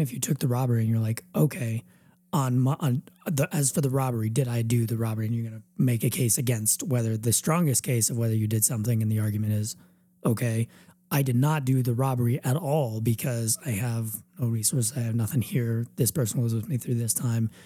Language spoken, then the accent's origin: English; United States; we're all American